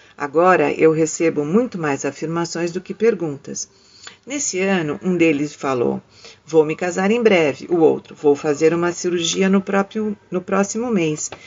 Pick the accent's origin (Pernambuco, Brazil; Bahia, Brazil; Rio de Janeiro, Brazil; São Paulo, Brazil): São Paulo, Brazil; sou paulistana, dona de casa